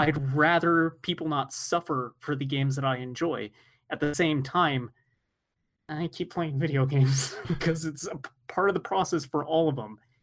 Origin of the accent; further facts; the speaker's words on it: United States; I'm American